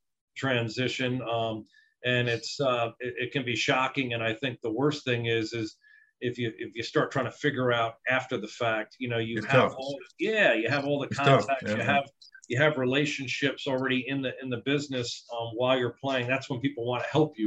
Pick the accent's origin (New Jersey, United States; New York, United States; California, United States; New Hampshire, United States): New Jersey, United States; moved away as an adult; I'm from New Jersey